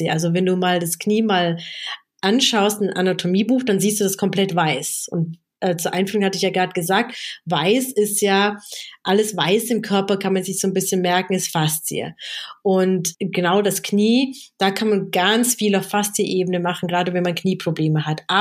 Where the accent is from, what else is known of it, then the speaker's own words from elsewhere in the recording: South Africa; now in Germany; Ich komme ja aus Südafrika und meine Familie war politisch sehr stark engagiert gegen das Apartheid-System damals.